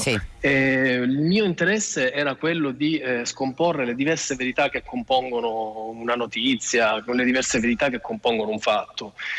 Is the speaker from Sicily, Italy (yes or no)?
yes; Sicily, Italy; moved away as an adult; now in Rome, Italy; io non sono romano, sono siciliano come tanti, sì. sono, sono, approdato a Roma tanti anni fa, ormai una ventina d'anni fa, per lavoro